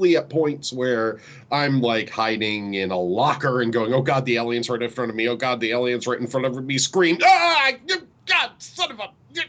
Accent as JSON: {"language": "English", "country": "United Kingdom", "said": "I am British."}